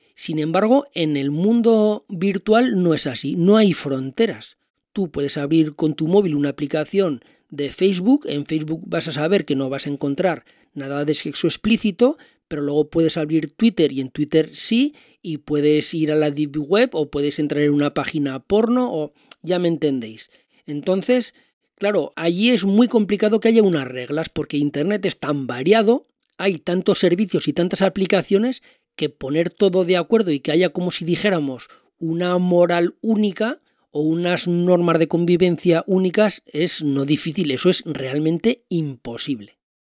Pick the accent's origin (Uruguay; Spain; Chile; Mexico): Spain; yo como español